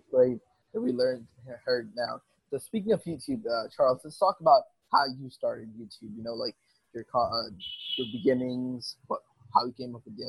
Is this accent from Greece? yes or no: no; Dhaka, Dhaka Division, Bangladesh; We're actually from the same area in Dhaka as well. We're from this residential area called Bushantara.